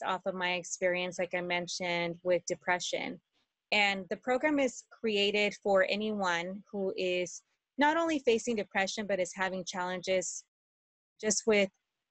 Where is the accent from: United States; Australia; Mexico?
Mexico; moved away; And I was born in Mexico and I haven't been there for years.